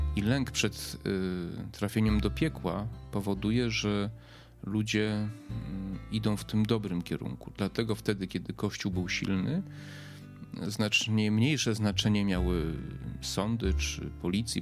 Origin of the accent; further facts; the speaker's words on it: Poland; ja się urodziłem w czasach PRL-u